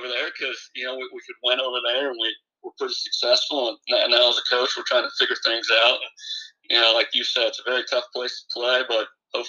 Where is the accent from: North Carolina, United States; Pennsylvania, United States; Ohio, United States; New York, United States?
Ohio, United States; Convoy; Growing up in Convoy, you know, it was nice.